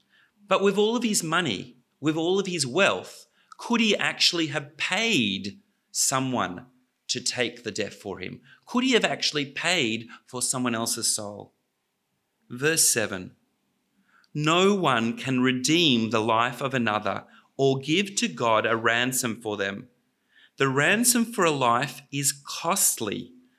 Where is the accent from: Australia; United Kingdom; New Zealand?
Australia; When I was growing up in Australia, Australia had its own oligarchs.